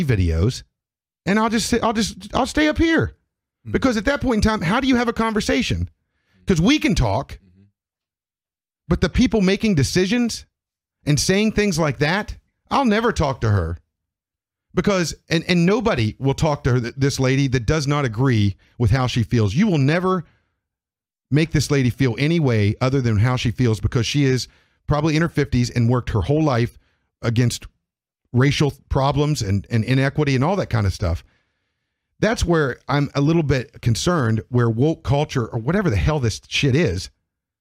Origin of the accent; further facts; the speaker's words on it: United States; I identify as an American